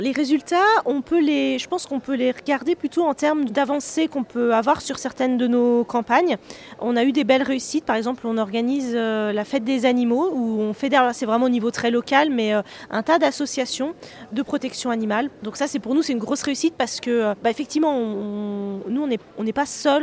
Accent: Savoie, Auvergne-Rhône-Alpes, France; on est de Savoie

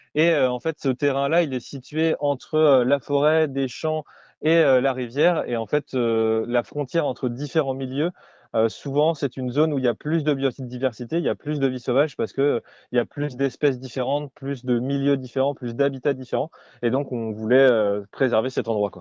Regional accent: Brittany, France; chez nous euh, en Bretagne

